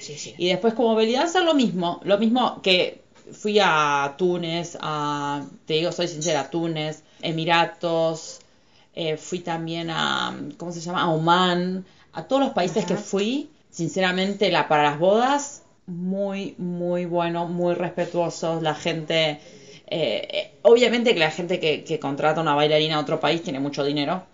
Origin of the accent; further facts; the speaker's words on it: Argentina; moved away as an adult; Yo soy argentina